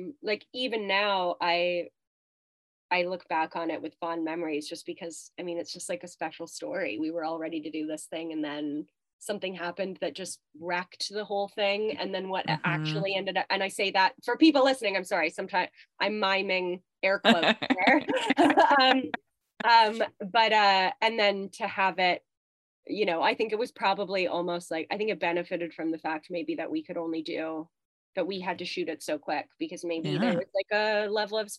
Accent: Canada; accent: Canadian; as a Canadian actor, you immediately go through all the words that you say differently than Americans

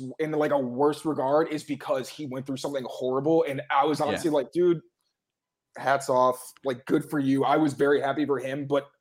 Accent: New York, United States; also born or lived in Chicago; I was born in Chicago and New York is where I spend most of my life

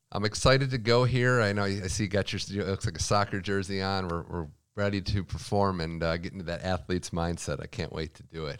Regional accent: Midwest, United States; I'm from the Midwest

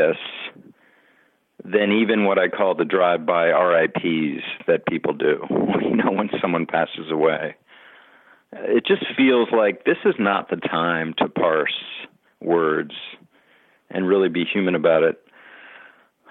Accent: Washington, District of Columbia, United States; moved away as an adult; also born or lived in Green Bay, Wisconsin; now in Philadelphia suburbs, United States; I grew up in Washington, D.C., where I'd go down to the playground

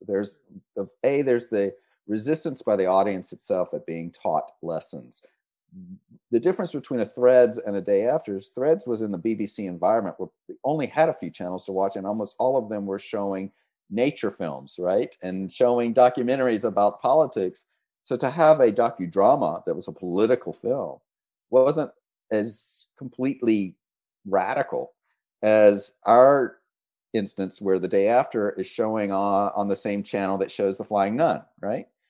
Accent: the South, United States; moved away; I grew up in the South

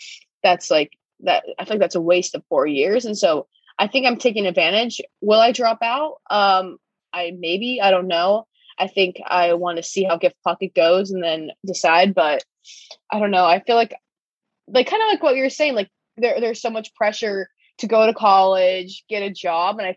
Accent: Ohio, United States; moved away as an adult; now in Boston, United States; I'm from Ohio and now I'm in Boston

